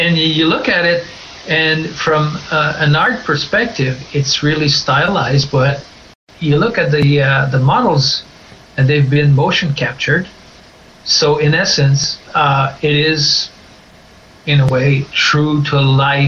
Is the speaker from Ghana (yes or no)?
no; northern Quebec, Canada; moved away; I'm actually from originally from the great northern part of Quebec.